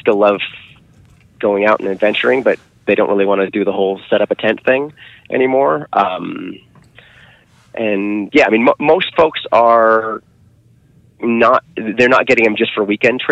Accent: Seattle, Washington, United States; moved away as an adult; now in Grass Valley, United States; I grew up in Seattle.

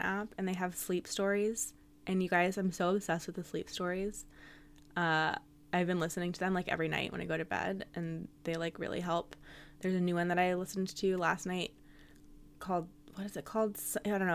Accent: San Francisco, California, United States; moved away as an adult; I'm from San Francisco, was born there and lived there for almost my whole life.

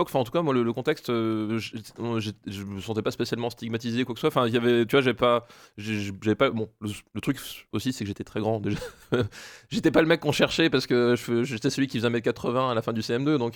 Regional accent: Alsace, Grand Est, France; En Alsace. Moi, je suis alsacien de base. Enfin, alsacien. Je suis né en Alsace en tout cas.

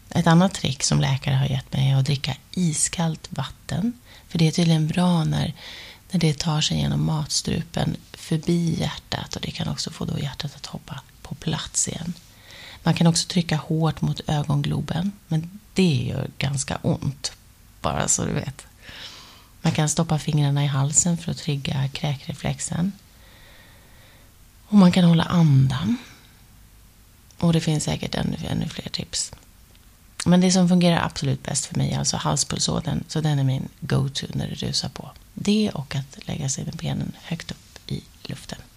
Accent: Luleå, Norrbotten County, Sweden; moved away as an adult; now in Stockholm, Sweden; Det var i alla fall efter gymnasiet och jag hade flyttat från Luleå till Stockholm och jag jobbade på den här stora dagstidningen och dansade om kvällarna.

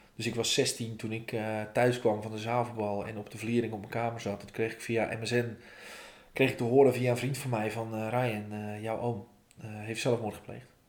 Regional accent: Volendam, North Holland, Netherlands; ik kom uit Vallendam. Vallendam is het meest fantastische dorp van Nederland.

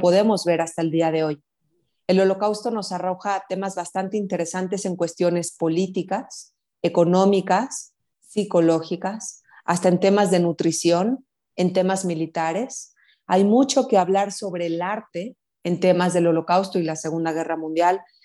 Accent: Mexico; Como mexicanas

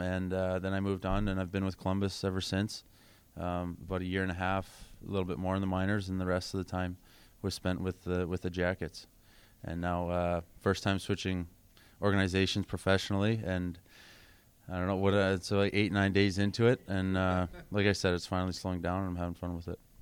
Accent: Kingsville, Ontario, Canada; also born or lived in Windsor, Ontario; I grew up in Southern Ontario, grew up in Kingsville.

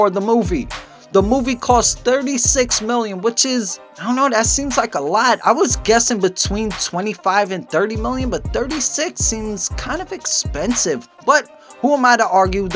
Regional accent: New York, United States; accent: New York; I'm from New York. I have a New York accent

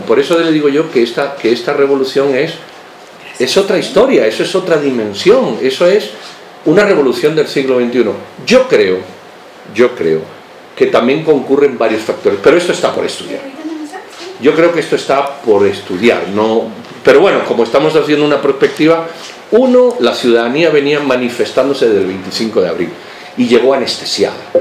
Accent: Spain; now in Guatemala; cuando yo nací, yo soy español de origen

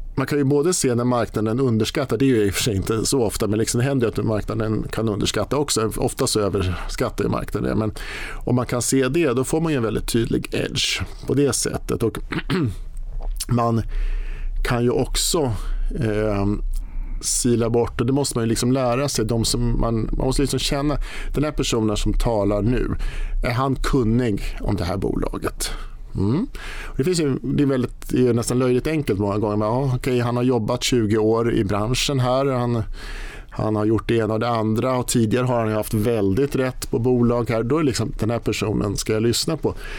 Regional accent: Sigtuna, Stockholm County, Sweden; jag var på Sparbankskontoret hemma i Sigtuna med mamma

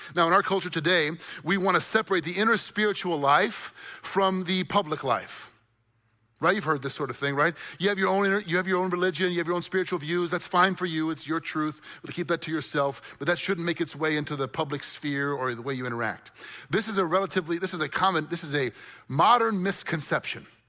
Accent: United States; I love being an American. I'm grateful that I'm an American

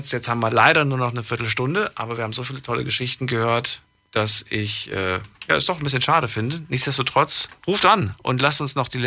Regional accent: Stuttgart, Baden-Württemberg, Germany; Aus Stuttgart.

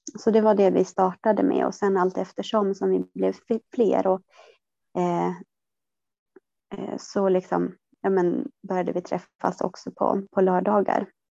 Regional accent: southern Norrland, Sweden; jag, eh, är född och uppvuxen i södra Norrland

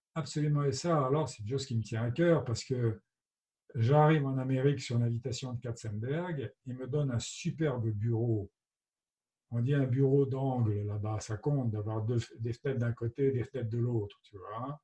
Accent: France; je suis français

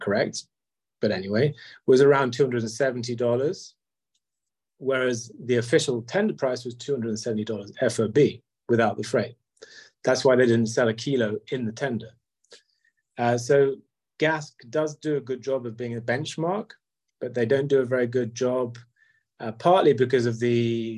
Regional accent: United Kingdom; And I'm British

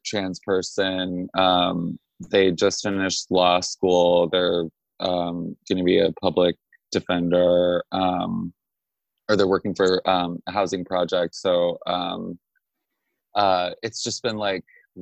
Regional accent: Juneau, Alaska, United States; moved away as an adult; now in New York, United States; I was born in Juneau, Alaska in 1989. and I grew up there my whole life

